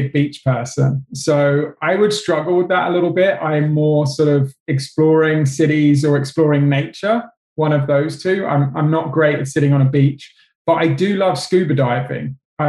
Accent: England, United Kingdom; I'm English

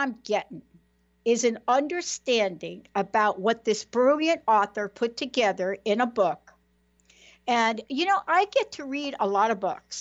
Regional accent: New York City, New York, United States; I grew up in New York City

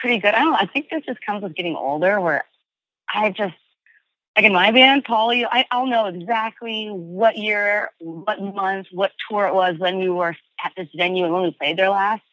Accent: Southern California, United States; we've growing up in Southern California

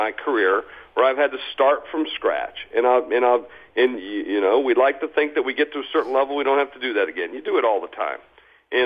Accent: South Dakota, United States; I'm from South Dakota

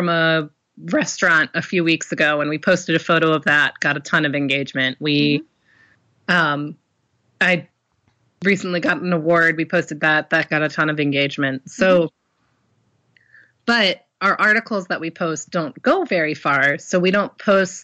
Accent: Baltimore, Maryland, United States; I'm from Baltimore and everyone says Smalltimore around here

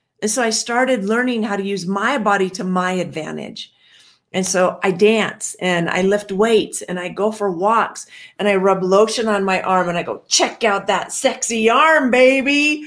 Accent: Washington, United States; I grew up in Washington

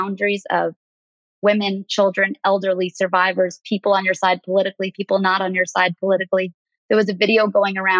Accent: New York City, New York, United States; I grew up on the Upper East Side of New York

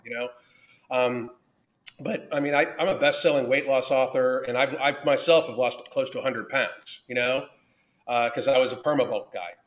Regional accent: Pittsburgh, Pennsylvania, United States; I grew up in the South Hills of Pittsburgh

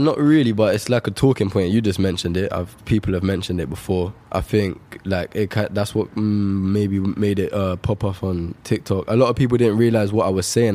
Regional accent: London, United Kingdom; Shepherd's Bush. It's my hometown.

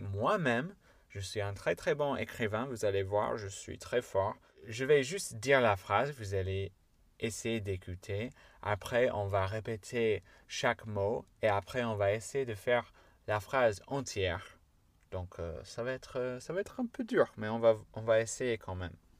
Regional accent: Chicago, Illinois, United States; accent: American; French is a second language; moved away; je suis de Chicago, des banlieues de Chicago

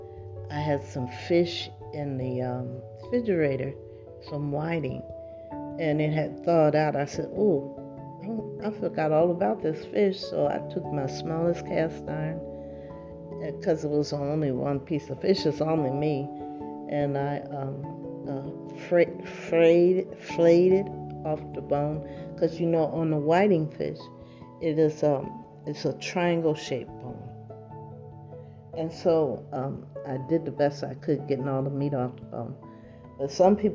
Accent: New Jersey, United States; now in California, United States; I'm not from California. I don't know if that makes a difference, but I'm from New Jersey

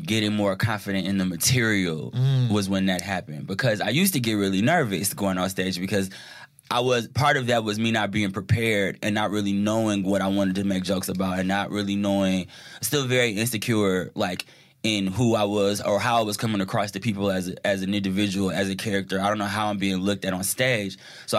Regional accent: Detroit, Michigan, United States; Because I'm from Detroit. And I have this accent, which people think are from the South, you know?

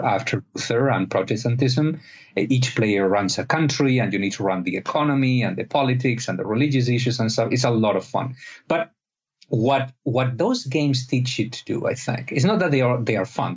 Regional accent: Spain; I'm not from Egypt, I'm from Spain

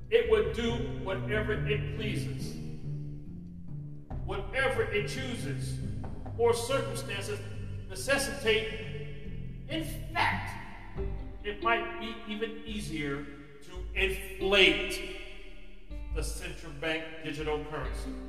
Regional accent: United States; as an American citizen

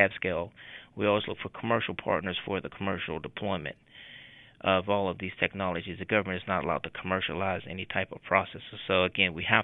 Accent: Pittsburgh, Pennsylvania, United States; also born or lived in Chester, South Carolina; I grew up here in Pittsburgh, went to Westinghouse High School, went to University of Pittsburgh. Haven't left since I've been here, since I was 5 years old. I was born in Chester, South Carolina

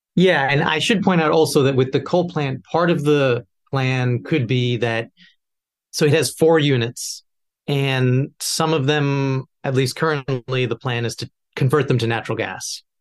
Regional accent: New York, United States; as a New Yorker

